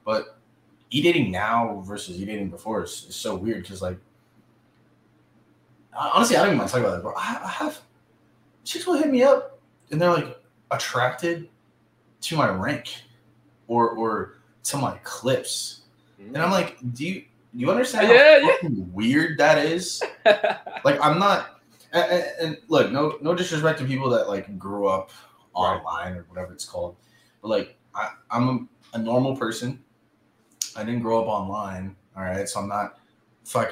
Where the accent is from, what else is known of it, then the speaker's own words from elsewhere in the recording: Southern California, United States; I'm from SoCal.